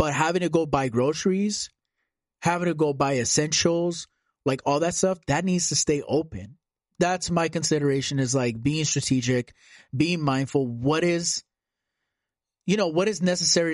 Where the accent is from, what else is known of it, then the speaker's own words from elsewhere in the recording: Compton, California, United States; I grew up in Compton